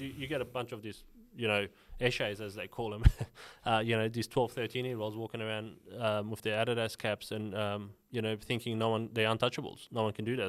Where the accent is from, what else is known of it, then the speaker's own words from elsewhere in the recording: Sydney, New South Wales, Australia; when I was growing up in Sydney, Western Sydney